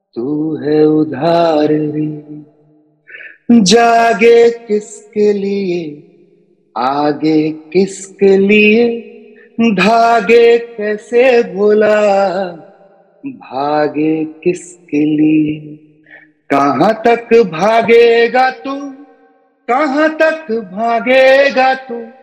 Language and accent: Hindi; Bhagalpur, Bihar, India; बिहार में भागलपुर करके एक जगह है ठीक है वहाँ पे एक छोटा सा गाँव है मैं वहाँ पे पला बढ़ा हूँ